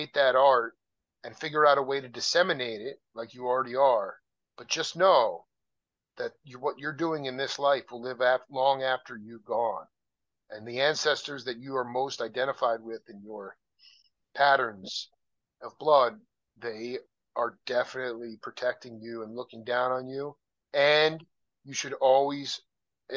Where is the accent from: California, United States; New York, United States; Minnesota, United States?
New York, United States; Long Island; now in Tucson, United States; I was born in Long Island, so I know, I mean, I'm a New Yorker, but I live in Tucson, Arizona